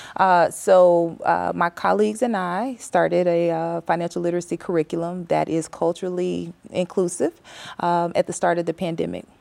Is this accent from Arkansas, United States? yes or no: yes; West Memphis, Arkansas, United States; moved away as an adult; also born or lived in Vigo, Spain; I grew up in West Memphis, Arkansas.